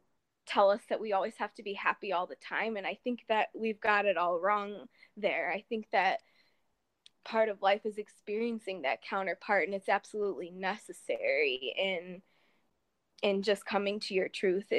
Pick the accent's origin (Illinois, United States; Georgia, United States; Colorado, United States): Illinois, United States; Chicago; I'm from Chicago, Illinois, USA